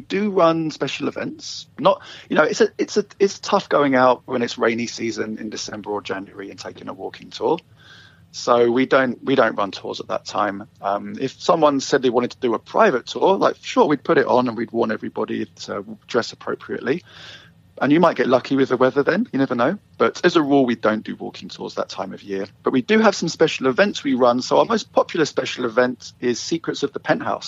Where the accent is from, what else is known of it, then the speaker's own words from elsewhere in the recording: London, United Kingdom; moved away as an adult; now in Vancouver, Canada; I am from London, England, originally. And I moved here with my wife 10 years ago.